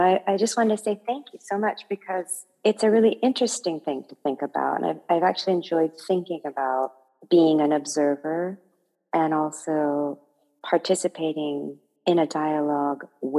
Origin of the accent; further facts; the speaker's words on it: United States; I know that in the American culture that I have grown up in, and I'm American as well as being Japanese